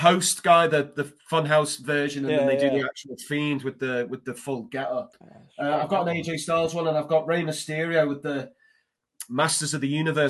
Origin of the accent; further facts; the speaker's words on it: Liverpool, North West England, United Kingdom; moved away as an adult; now in Indiana, United States; I'd only moved to the United States in November 2018. I'm from Liverpool, England, originally.